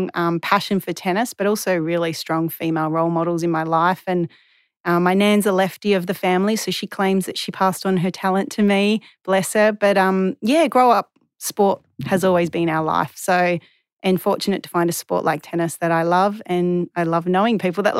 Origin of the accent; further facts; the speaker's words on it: Perth, Western Australia, Australia; So I'm from Western Australia. Mm-hmm. I'm a proud West Aussie, and I was born in 1985